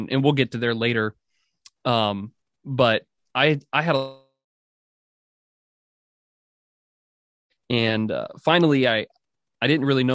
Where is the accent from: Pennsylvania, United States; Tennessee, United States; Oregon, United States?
Oregon, United States; also born or lived in Orange, California; I was born in Orange, California, but I was raised in the Pacific Northwest in Oregon